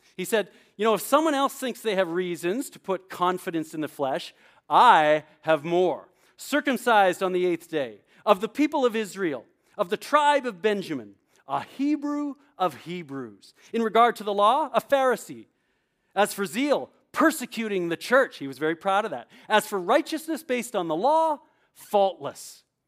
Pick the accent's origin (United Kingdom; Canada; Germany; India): Canada; also born or lived in New Brunswick, New Jersey; now in New Jersey, United States; growing up in Canada, I played hockey.